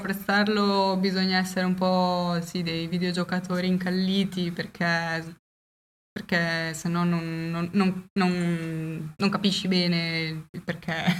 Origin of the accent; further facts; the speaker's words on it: Faenza, Emilia-Romagna, Italy; siamo di Faenza